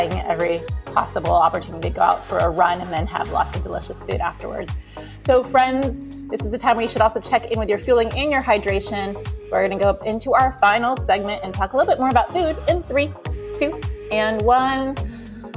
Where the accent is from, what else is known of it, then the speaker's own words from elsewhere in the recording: Tampa, Florida, United States; I was born in Tampa